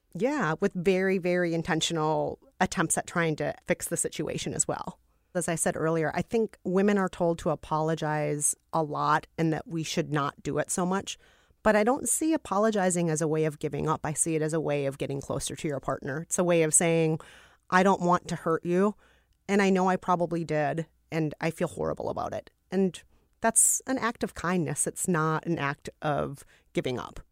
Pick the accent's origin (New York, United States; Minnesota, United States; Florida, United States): Minnesota, United States; I'm from Minnesota